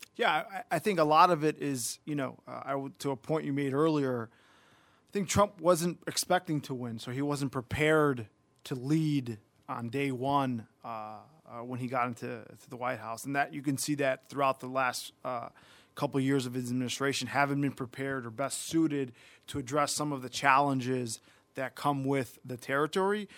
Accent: Chicago, Illinois, United States; born and raised in Chicago, product of, uh, C P S, uh, K through twelve

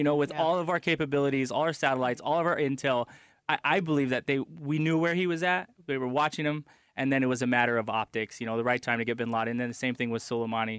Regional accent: United States; I love this country. I served my country. I'm American to the core.

